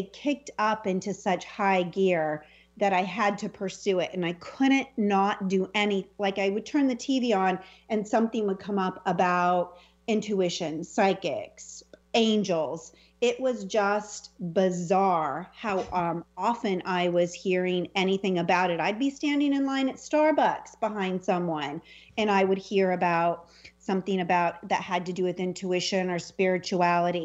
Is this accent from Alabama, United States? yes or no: no; Selma, California, United States; the house that I grew up in Salma, California, little raisin capital of the world.